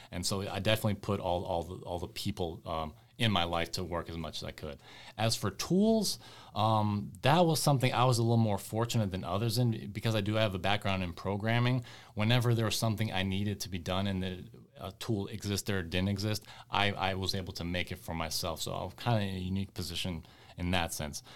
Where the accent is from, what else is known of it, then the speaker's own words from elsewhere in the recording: West Coast, United States; my folks, uh, immigrated from the former Yugoslavia, and so I, I grew up over here in the West Coast